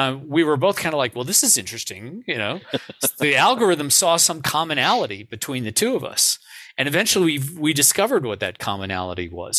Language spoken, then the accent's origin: English; Cleveland, Ohio, United States; I'm from the Midwest. I grew up in Cleveland, Ohio.